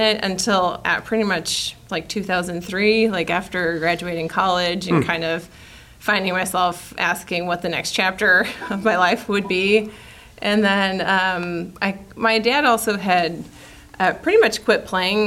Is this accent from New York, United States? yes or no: no; Charleston, Illinois, United States; who still lives in my hometown and my dad's hometown of Charleston, Illinois, about probably 45 minutes south of Champaign-Urbana